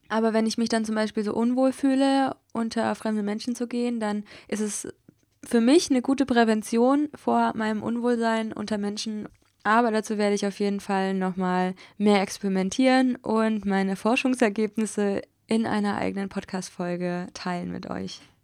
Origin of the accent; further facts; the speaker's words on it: Hesse, Germany; moved away as an adult; also born or lived in Berlin; jetzt wohne ich einfach in Hessen, dort wo ich auch aufgewachsen bin, dort in der Nähe